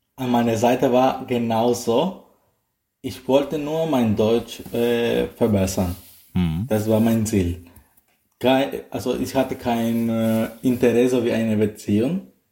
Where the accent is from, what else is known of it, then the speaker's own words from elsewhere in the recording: Nicaragua; German is a second language; moved away as an adult; now in Baden-Baden, Germany; Ich komme aus Nicaragua.